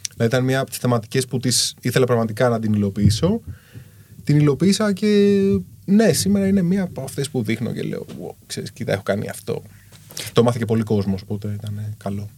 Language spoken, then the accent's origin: Greek; Kallithea, Attica, Greece; μεγάλωσα στην Καλυθέα. Καλυθέα είναι σκληρή περιοχή